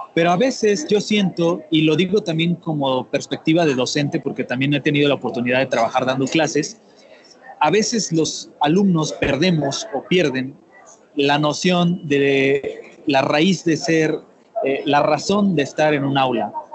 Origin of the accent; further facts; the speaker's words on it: Tuxtla Gutiérrez, Chiapas, Mexico; Yo soy originario de Tuxtla Gutiérrez, del estado de Chiapas, al sureste de México